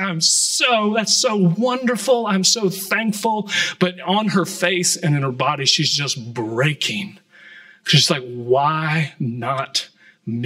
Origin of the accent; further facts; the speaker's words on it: Atlanta, Georgia, United States; I grew up in Atlanta